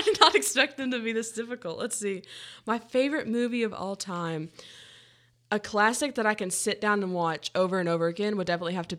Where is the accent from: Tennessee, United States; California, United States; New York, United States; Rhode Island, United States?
Tennessee, United States; Oak Ridge; So I grew up in Oak Ridge, Tennessee.